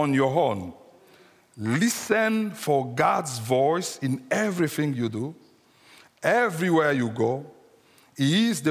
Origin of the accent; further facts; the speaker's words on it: Kinshasa, DR Congo; first language French; English is a second language; moved away as an adult; now in United Kingdom; So we are coming from Africa, from the Democratic Republic of Congo, just Central Africa, and we come straight from Kinshasa, which is the capital of the Democratic Republic of Congo. So if you sound my accent a bit weird or strange, so be merciful with me, because French is my first language, so English is the second language.